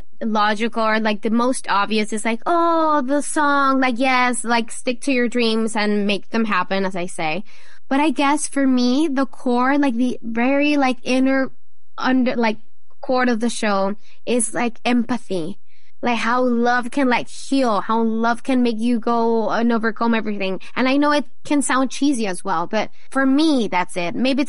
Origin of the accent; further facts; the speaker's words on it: Mexico; Not for me personally. I was really lucky, but I know, of course, in Mexico and mostly in the northern part of it, it's definitely hard for so many people.